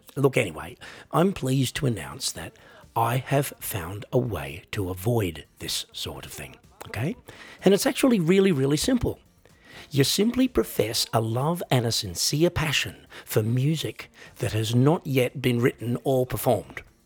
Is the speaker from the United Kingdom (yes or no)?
no; Australia; I am an Australian